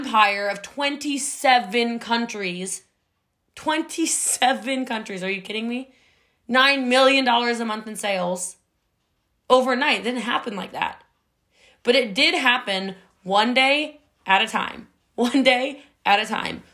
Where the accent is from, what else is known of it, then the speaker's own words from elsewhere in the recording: United States; I'm from a very mountainous area of the country.